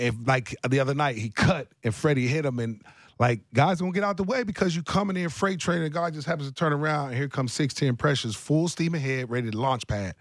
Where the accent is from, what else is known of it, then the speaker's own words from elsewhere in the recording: Columbus, Ohio, United States; my hometown, Columbus, Ohio